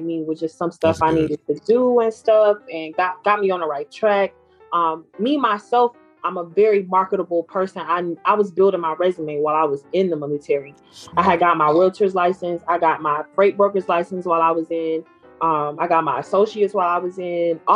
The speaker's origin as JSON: {"language": "English", "town": "Detroit", "region": "Michigan", "country": "United States", "moved": "as an adult", "lives_now": "Georgia, United States", "said": "I'm here in Georgia, and like we talked about, I'm from Detroit"}